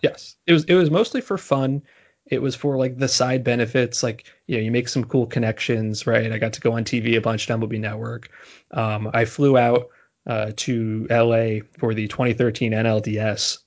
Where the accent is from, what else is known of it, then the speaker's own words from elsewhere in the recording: New Jersey, United States; moved away as an adult; also born or lived in Boston; now in New York, United States; I'm from New Jersey originally, and although I've went to school in Boston and I live in New York now